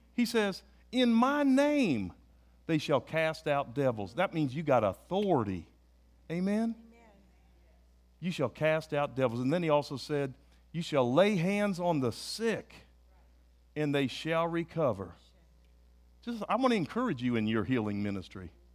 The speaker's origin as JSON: {"language": "English", "country": "United States", "said": "I'm an American"}